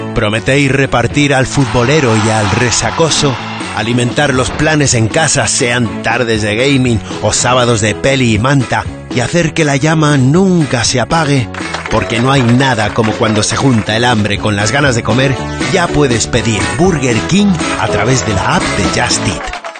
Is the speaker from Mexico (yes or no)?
no; Los Palacios y Villafranca, Andalusia, Spain; los palacios de mi pueblo